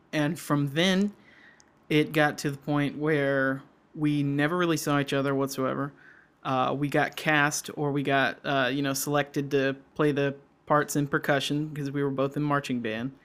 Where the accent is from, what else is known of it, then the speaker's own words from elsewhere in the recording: Georgia, United States; now in Wisconsin, United States; We're just like two Georgia dudes